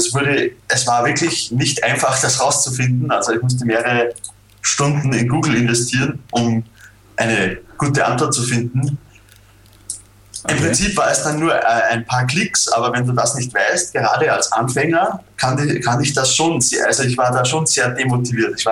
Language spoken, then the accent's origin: German; Austria; Was äh, für mich als Österreicher äh, natürlich nicht funktioniert.